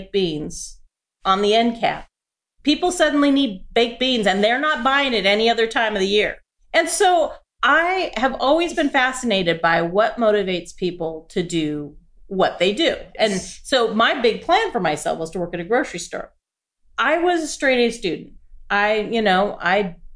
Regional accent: Forest Grove, Oregon, United States; I was born and raised in Forest Grove, Oregon, and it's a small town about 30 minutes west of Portland

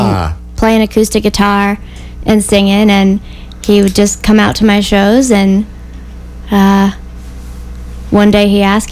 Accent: Columbia, Missouri, United States; I was born here in Columbia, Missouri.

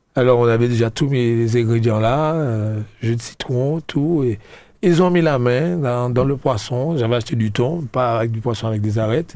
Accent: La Trinité, Martinique; je suis de Trinité.

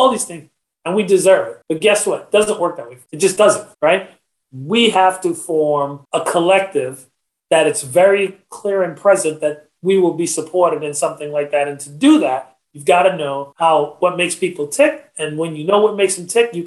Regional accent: Trinidad & Tobago; I'm a Trinidadian

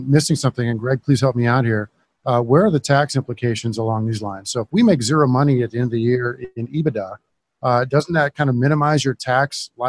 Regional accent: Western Iowa, United States; I grew up in Iowa, Western Iowa

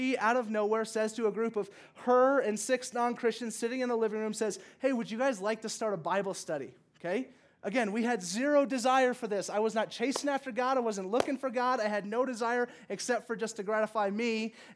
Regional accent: Slidell, Louisiana, United States; I grew up in the South in Louisiana

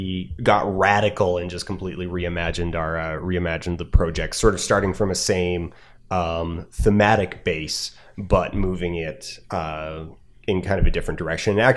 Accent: Alberta, Canada; I'm from Alberta.

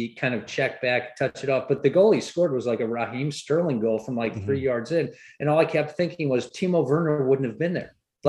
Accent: England, United Kingdom; I grew up in England

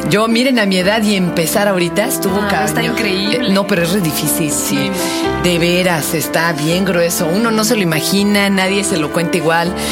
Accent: Chile; y yo soy chilena.

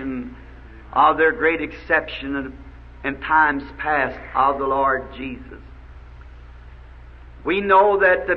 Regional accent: the South, United States; I'm a Southerner

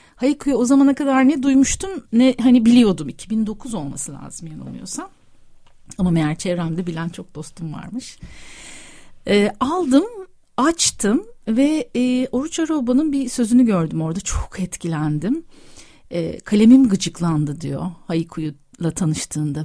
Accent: Antakya, Hatay, Turkey; moved away; ben Amanosların yamacında Asi Nehri'nin kollarında büyüdüm, doğdum

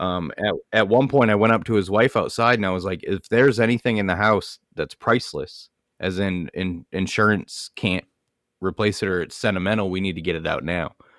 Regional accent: Maine, United States; moved away; I come from Maine.

